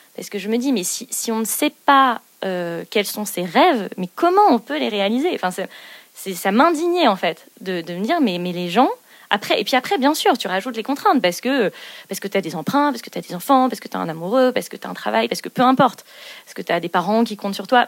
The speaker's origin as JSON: {"language": "French", "town": "Zuydcoote", "region": "Hauts-de-France", "country": "France", "tie": "born or raised there", "also_born_or_lived": "Canada", "moved": "yes", "said": "j'ai eu la chance de grandir près de la mer. Moi, je viens du, nord de la France, du grand nord de la France, puisque je suis née à Zuidcote, un petit village au nord de Dunkerque"}